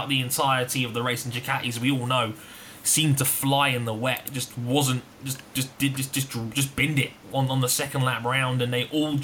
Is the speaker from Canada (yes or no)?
no; England, United Kingdom; I'm English.